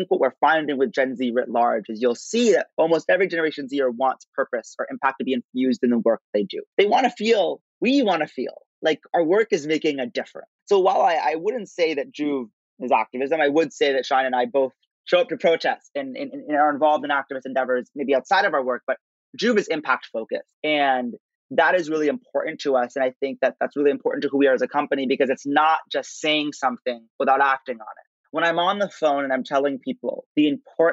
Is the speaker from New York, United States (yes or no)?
no; Princeton, New Jersey, United States; growing up in Princeton, New Jersey